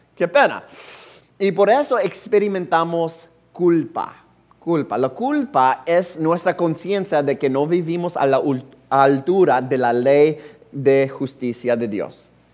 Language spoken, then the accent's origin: Spanish; United States; Spanish is a second language; como norteamericano